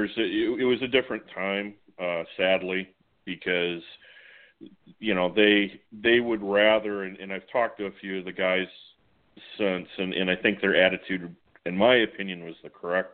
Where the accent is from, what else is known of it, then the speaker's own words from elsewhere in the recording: Port Huron, Michigan, United States; my hometown of Port Huron